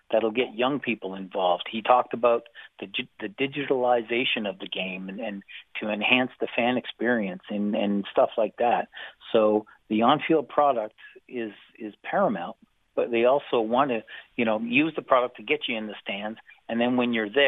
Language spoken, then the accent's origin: English; Missouri, United States; I'm sorry. I'm I'm from Missouri. You're gonna have to show me.